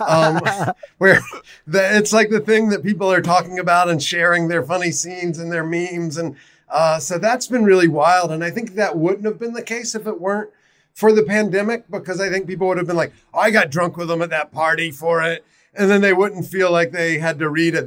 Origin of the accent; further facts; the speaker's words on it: South Carolina, United States; now in Baltimore, United States; I'm originally from South Carolina